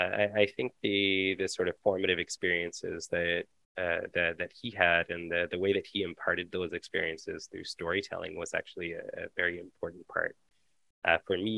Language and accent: English; London, Ontario, Canada; I was actually born and raised in London, Ontario.